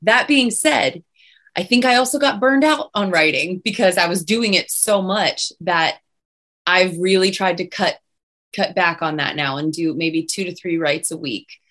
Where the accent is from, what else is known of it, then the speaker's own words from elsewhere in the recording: Pittsburgh, Pennsylvania, United States; moved away; I'm originally from Pittsburgh